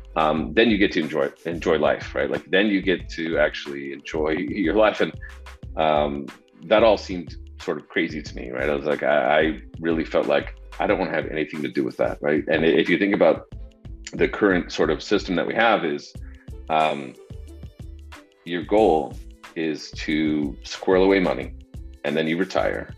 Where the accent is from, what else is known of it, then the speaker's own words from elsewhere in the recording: Denver, Colorado, United States; now in Austin, United States; was born and raised in the Denver area uh, in Colorado